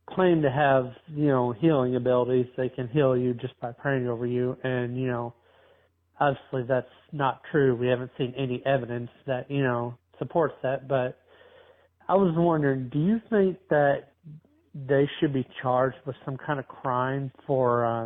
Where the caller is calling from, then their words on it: Indiana, United States; Hey, Owen. … I'm from Indiana.